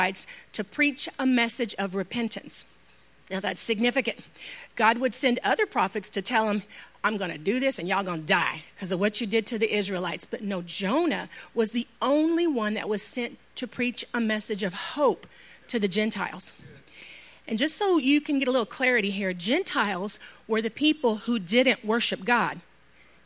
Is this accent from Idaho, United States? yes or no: no; Houston, Texas, United States; Houston, that's my hometown. I know every inch of that place